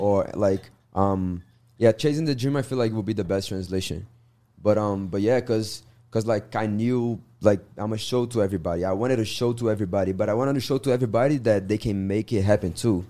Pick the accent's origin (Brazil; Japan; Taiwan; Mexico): Brazil; Minas Gerais; English is a second language; moved away as an adult; now in United States; I'm from Minas Gerais, terra do queijo, família